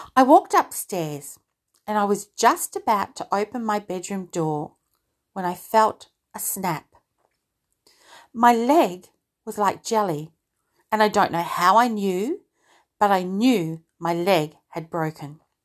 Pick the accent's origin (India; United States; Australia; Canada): Australia; also born or lived in United Kingdom; I'm an Aussie, but I was born in the U K